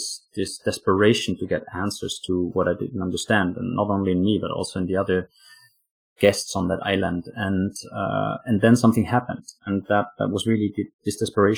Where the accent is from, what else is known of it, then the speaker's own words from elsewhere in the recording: Austria; also born or lived in Afghanistan; now in Oslo, Norway; I live in Norway, in Oslo, Norway, but I'm actually from Austria.